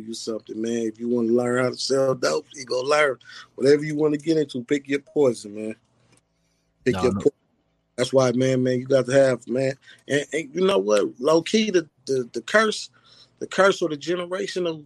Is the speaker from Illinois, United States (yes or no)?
no; Lynwood, California, United States; I'm from Linwood, California, man. It's a small city stuck between Compton on this side, Watts on this side